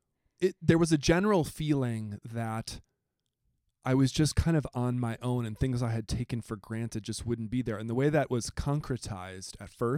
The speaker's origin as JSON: {"language": "English", "region": "rural Southeast Wisconsin", "country": "United States", "also_born_or_lived": "Milwaukee, Wisconsin / Southern Missouri", "moved": "as an adult", "said": "I'm from rural Wisconsin."}